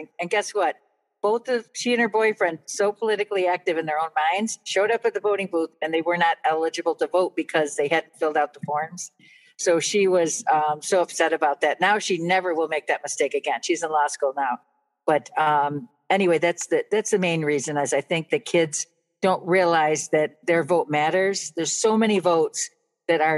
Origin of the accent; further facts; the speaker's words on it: Buffalo, New York, United States; I grew up in Buffalo